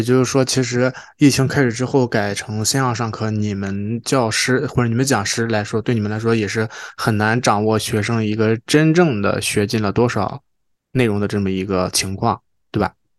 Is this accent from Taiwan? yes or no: no; China; now in Toronto, Canada; 我们当时小时候在国内上初中、高中